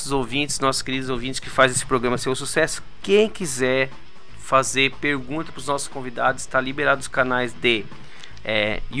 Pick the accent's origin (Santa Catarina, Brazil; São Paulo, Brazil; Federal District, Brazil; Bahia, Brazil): Santa Catarina, Brazil; Araranguá; eu sou de Araranguá també